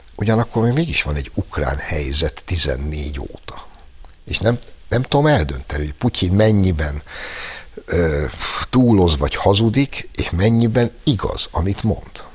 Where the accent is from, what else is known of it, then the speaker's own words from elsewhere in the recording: Hungary; mi mégiscsak egy olyan országban születtünk, én például 63-ban, vagyis 7 évvel azután, hogy a Szovjetunió brutálisan vérbe folytotta a magyar forradalmat, és egész fiatalságomat azzal egy olyan országban töltöttem